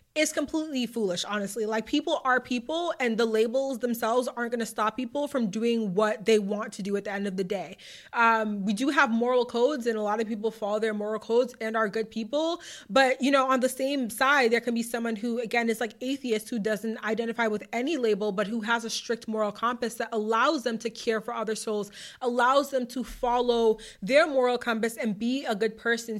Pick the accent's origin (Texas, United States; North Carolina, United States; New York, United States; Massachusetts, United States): Massachusetts, United States; my hometown of whatever, my home state